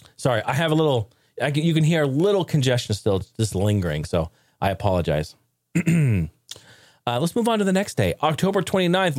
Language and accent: English; Oregon, United States; I grew up in Oregon